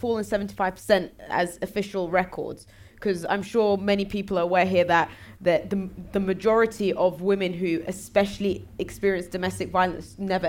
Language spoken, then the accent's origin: English; London, United Kingdom; born there; I was born in London, so I know more about the UK